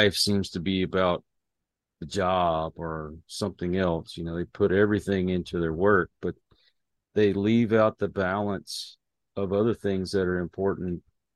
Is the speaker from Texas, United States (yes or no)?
yes; Houston, Texas, United States; moved away as an adult; now in Austin, United States; I grew up outside of Houston